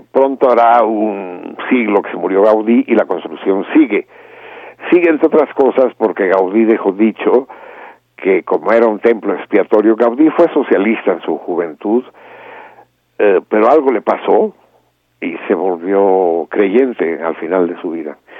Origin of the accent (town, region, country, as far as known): Mexico